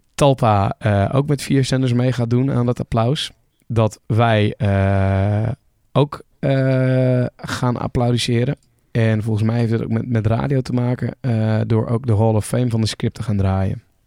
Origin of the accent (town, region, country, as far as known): Netherlands